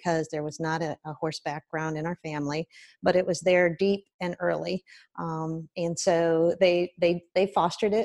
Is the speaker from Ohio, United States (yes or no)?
yes; Tipp City, Ohio, United States; I'm from Tippin, Ohio, and we lived real close to the city park